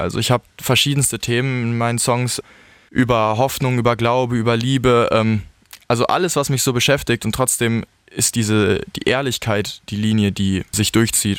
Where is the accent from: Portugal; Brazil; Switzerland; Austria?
Portugal; now in Altensteig, Germany; ich bin in Portugal aufgewachsen.